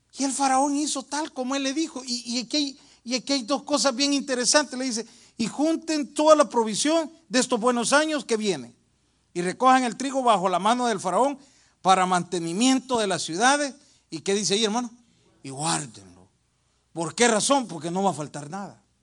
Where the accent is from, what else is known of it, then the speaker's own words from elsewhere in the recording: El Salvador; moved away; En mi país, El Salvador